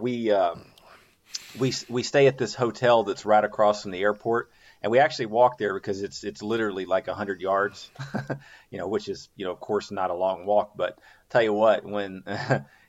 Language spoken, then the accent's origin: English; the South, United States; I'm a Southerner